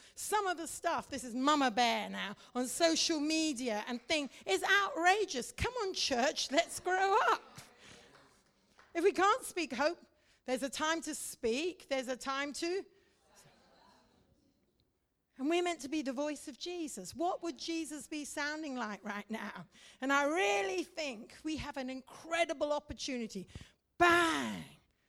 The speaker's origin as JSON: {"language": "English", "country": "India", "tie": "born or raised there", "said": "You see, I grew up in India. I'm a Mish kid and a preacher's kid, grew up in India."}